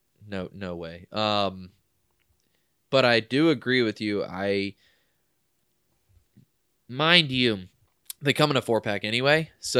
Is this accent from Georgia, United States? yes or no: yes; Forsyth, Georgia, United States; I'm from Forsyth. I'm incoming here in Georgia. Yes, that is the name of the city.